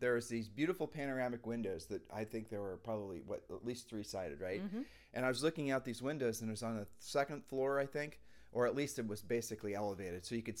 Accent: Columbus, Ohio, United States; That we aren't even mentally or emotionally conditioned to basically think about snow anymore. And yet we're from Columbus, Ohio.

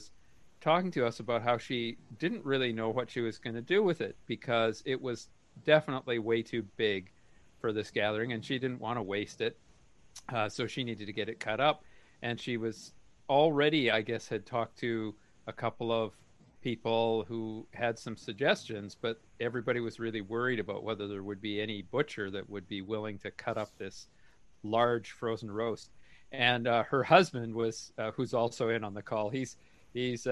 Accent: Canada; moved away; I was originally from Canada.

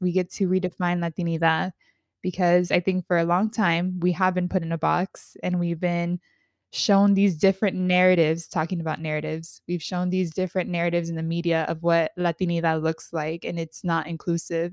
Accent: California, United States; I grew up in California, like, California through and through

